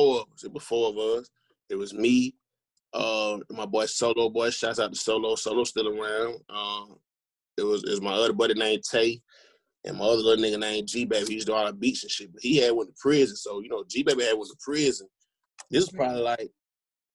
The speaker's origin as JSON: {"language": "English", "town": "Austell", "region": "Georgia", "country": "United States", "tie": "born or raised there", "also_born_or_lived": "Atlanta, Georgia"}